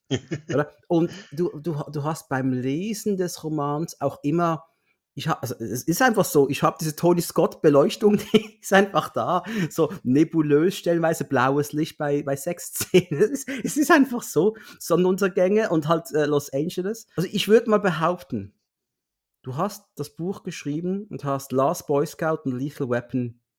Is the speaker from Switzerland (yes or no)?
yes; Switzerland; zumindest für mich als Schweizer